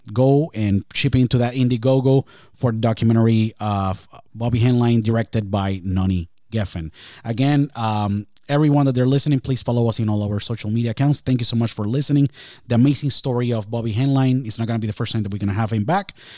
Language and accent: English; Puerto Rico; I was born and raised in Puerto Rico